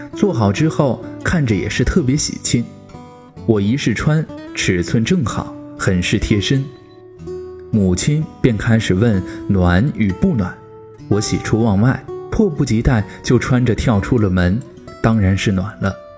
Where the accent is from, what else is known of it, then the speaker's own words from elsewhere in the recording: Shanxi, China; moved away; 我老家山西